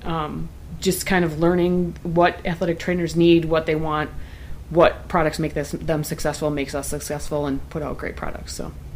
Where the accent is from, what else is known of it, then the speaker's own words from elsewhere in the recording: Prairie du Sac area, Wisconsin, United States; Mueller is based out of my hometown